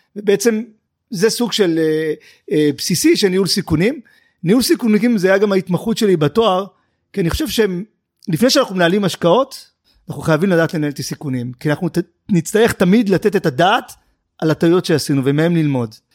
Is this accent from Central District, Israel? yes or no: no; Tel Aviv, Tel Aviv District, Israel; גדלתי אה, עם אימא שלי בדרום תל אביב